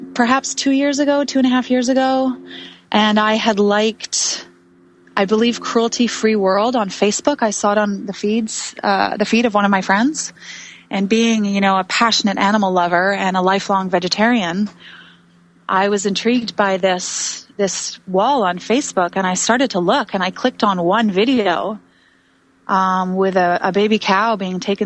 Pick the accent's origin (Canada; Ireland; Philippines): Canada; Vancouver, British Columbia; also born or lived in New York City; the scene, the culture that I grew up in Vancouver, BC.